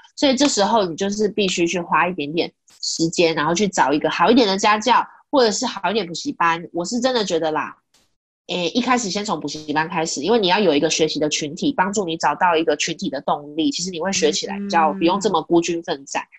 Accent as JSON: {"language": "Chinese", "region": "Kaohsiung", "country": "Taiwan", "said": "我是高雄人"}